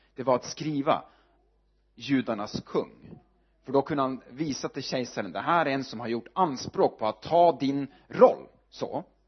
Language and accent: Swedish; Northern Norway, Norway; Swedish is a second language; moved away as an adult; also born or lived in Sweden; now in Örebro, Sweden; jag är född uppe i Nordnorge